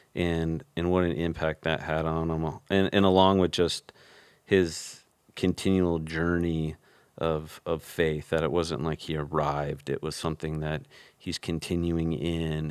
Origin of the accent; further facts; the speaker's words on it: Chicago, Illinois, United States; now in Arizona, United States; I grew up in Chicago where we had Baker Squares